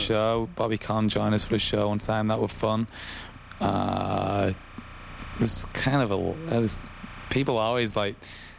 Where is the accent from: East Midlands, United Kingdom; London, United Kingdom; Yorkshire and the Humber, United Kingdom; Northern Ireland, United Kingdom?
Yorkshire and the Humber, United Kingdom; Wakefield; We grew up in Wakefield